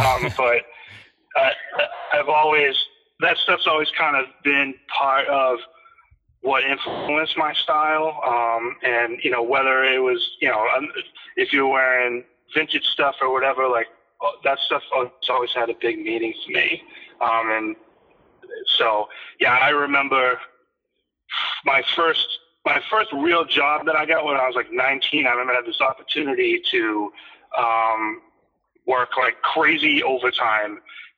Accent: Boston, Massachusetts, United States; Yeah, I mean, it definitely is. Like, Boston's got it, especially like sneakers.

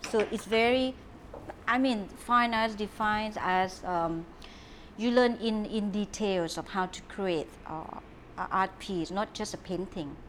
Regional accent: Trang, Thailand; English is a second language; moved away as an adult; now in Phuket, Thailand; My mom is from Trang. My dad's from Nakhon Si Thammarat. I'm from South Southern girl

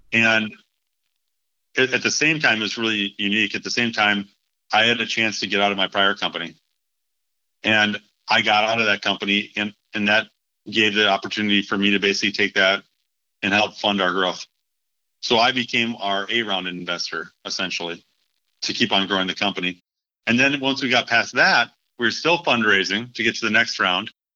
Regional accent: Minneapolis, Minnesota, United States; moved away; also born or lived in Charlotte; Minneapolis, which is my hometown

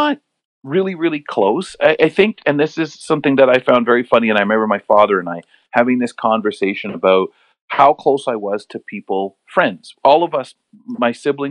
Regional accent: London, Ontario, Canada; also born or lived in Montreal, Quebec; an area called Byron. So I really loved Byron. I could ride my bike around safely.

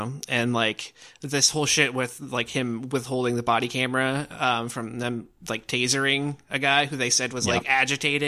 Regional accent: Cedar Rapids, Iowa, United States; moved away as an adult; now in Des Moines, United States; I'm pretty new to Des Moines. I'm originally from Cedar Rapids

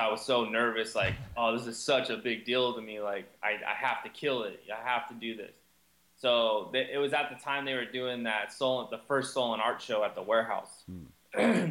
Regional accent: Southern California, United States; growing up in Southern California

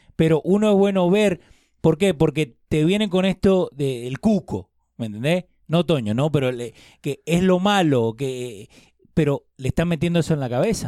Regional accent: Argentina; now in United States

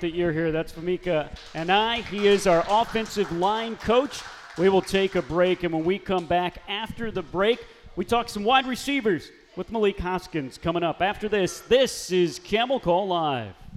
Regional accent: Missouri, United States; moved away; where I'm from, my home state of Missouri. I grew up 30 uh, minutes away from where you were last head coach at, at Lincoln University

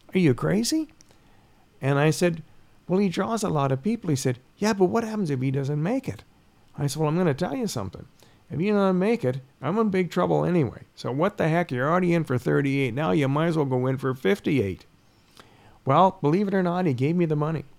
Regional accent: Peterborough, Ontario, Canada; I'm from Peterborough.

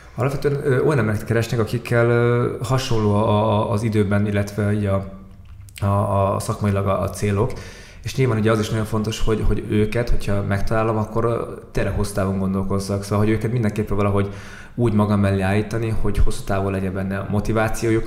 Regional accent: Mongolia; moved away; amit valószínűleg én gyerekkoromban láttam már Mongóliában

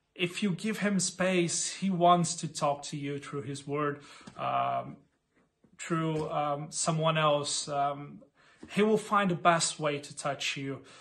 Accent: Brazil; moved away as an adult; now in Berlin, Germany; I'm actually from Brazil. Um, come to Berlin around two years ago with my wife, Catherine

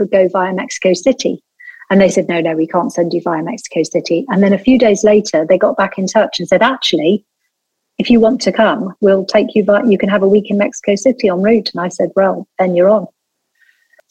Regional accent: Lancashire, North West England, United Kingdom; I'm from Lancashire. I'm the daughter of a textile mill owner

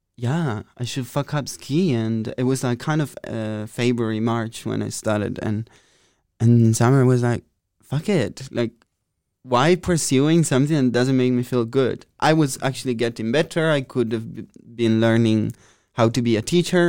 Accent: Italy; moved away as an adult; now in Amsterdam, Netherlands; I'm from Italy, close to Venice, in uh, between Pordenone and Treviso

